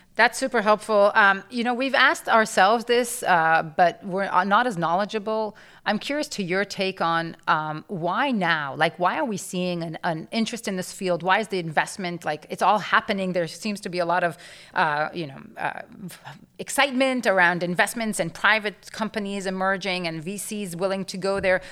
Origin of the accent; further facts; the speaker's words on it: Israel; moved away; I grew up in Israel